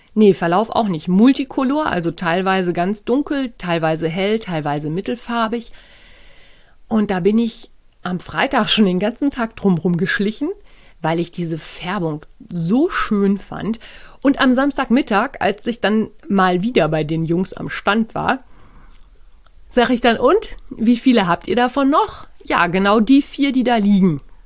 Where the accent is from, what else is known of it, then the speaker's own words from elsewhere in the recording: Germany; bei uns in Deutschland